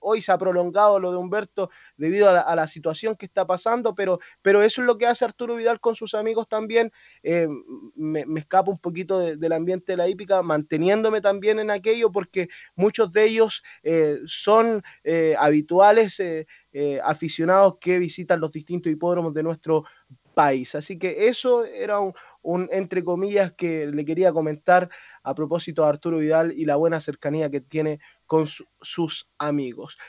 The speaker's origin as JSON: {"language": "Spanish", "country": "Chile"}